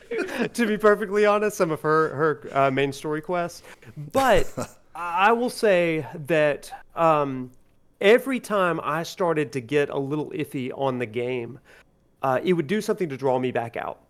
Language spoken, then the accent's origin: English; Alabama, United States; I grew up in Alabama, and I'm still in Alabama